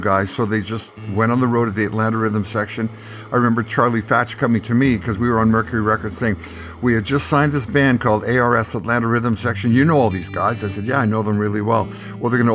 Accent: Canada; I'm just a Canadian guy who's written some hit songs

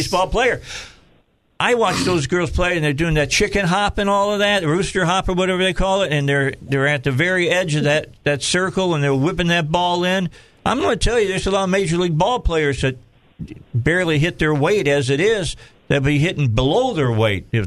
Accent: Indiana, United States; moved away; also born or lived in Minnesota; I'm from Indiana

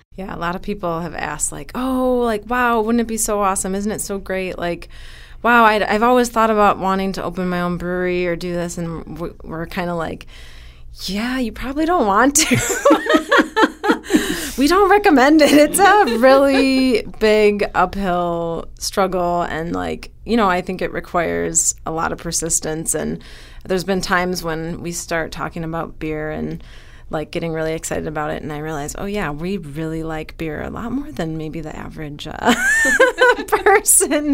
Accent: Wisconsin, United States; also born or lived in California; now in Madison, United States; we're both from Wisconsin

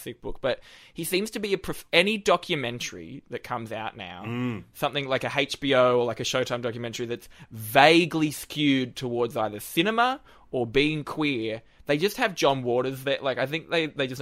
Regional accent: Newcastle, New South Wales, Australia; moved away as an adult; now in Sydney, Australia; after I moved from Newcastle.

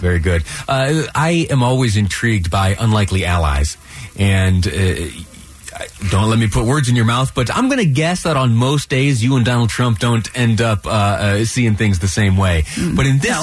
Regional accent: New York, United States; now in Utah, United States; I grew up out there in uh, uh, New York.

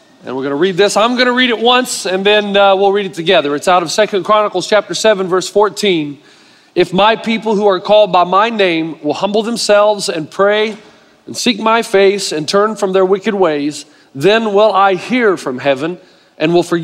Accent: United States; moved away as an adult; I bleed red, white, and blue, and that I am an American all the way through

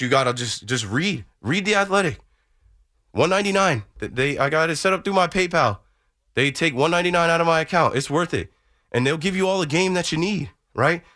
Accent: Asbury Park, New Jersey, United States; Asbury Park. I'm like, that's where I'm from

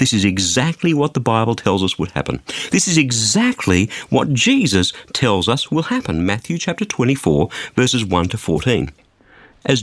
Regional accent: Australia; as an Australian

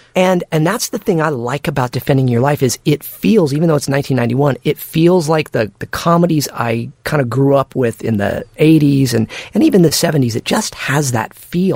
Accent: Santa Barbara, California, United States; where I grew up in Santa Barbara

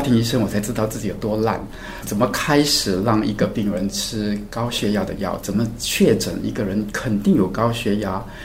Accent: Singapore; 我从小在新加坡长大

